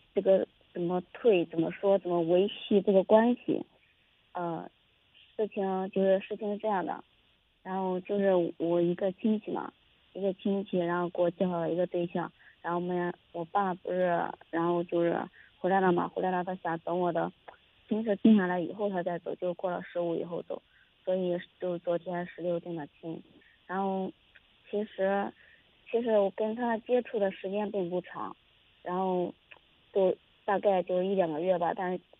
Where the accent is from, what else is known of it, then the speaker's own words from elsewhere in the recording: Zhoukou, Henan, China; 我们就是周口的